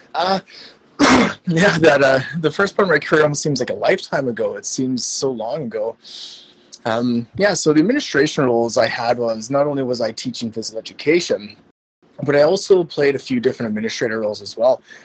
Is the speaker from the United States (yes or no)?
no; Canada; moved away as an adult; also born or lived in Alberta, Canada; now in Macau; I am in Macau right beside Hong Kong. I'm originally Canadian.